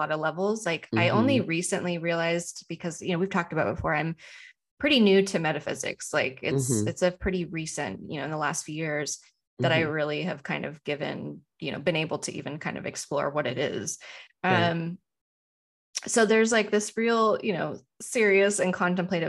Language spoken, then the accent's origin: English; United States; as an American